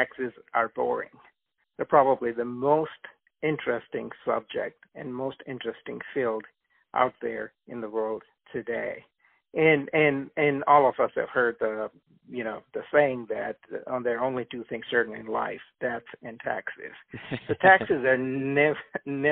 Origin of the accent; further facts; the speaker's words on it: India; also born or lived in Uganda; now in United States; I was born in Uganda, East Africa. I lived in India for about 12 years, and then I moved to the United States.